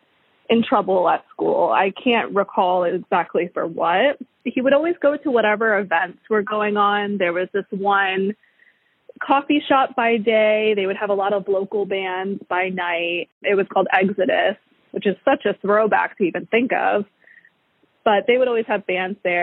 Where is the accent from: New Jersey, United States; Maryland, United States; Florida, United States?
Florida, United States; Port St. Lucie; born or raised there